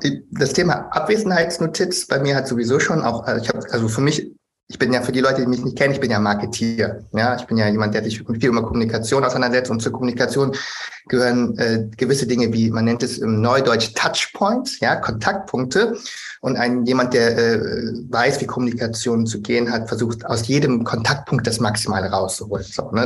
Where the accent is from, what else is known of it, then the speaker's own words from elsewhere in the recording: Germany; bin ich einfach auch in Deutschland geboren und aufgewachsen